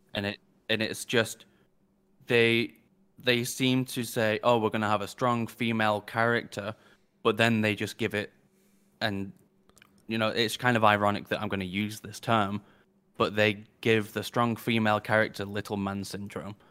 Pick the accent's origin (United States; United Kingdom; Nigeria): United Kingdom; as a Brit